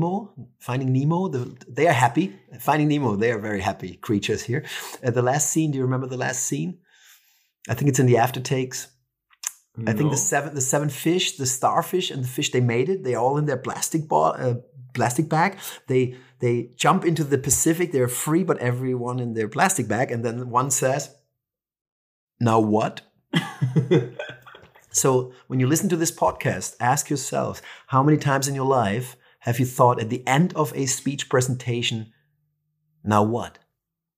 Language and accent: English; Franconia, northern Bavaria, Germany; now in Barcelona, Spain; I'm from Franconia, northern Bavaria, in the center of Europe